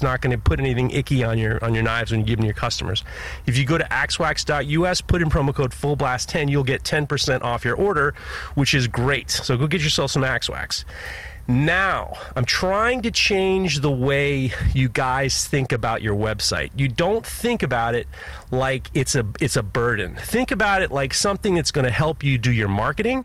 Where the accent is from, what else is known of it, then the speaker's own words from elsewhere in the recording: New York City, New York, United States; I grew up in Manhattan.